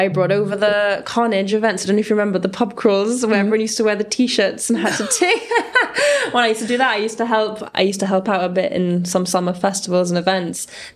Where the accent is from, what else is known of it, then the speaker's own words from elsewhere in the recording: Gibraltar; we come from Gibraltar, a small place